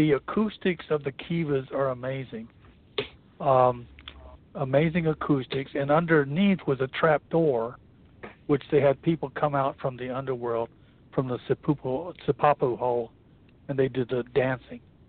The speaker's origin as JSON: {"language": "English", "region": "New Mexico", "country": "United States", "tie": "born or raised there", "said": "I grew up in New Mexico"}